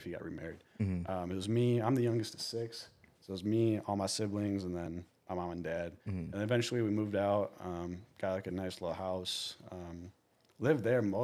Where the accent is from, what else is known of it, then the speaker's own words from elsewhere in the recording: South Lyon, Michigan, United States; also born or lived in Detroit, Michigan; I'm from Michigan. I grew up in a small town.